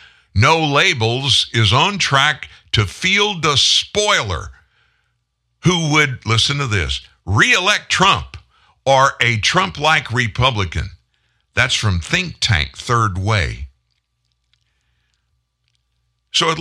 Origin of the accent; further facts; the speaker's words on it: United States; I'm American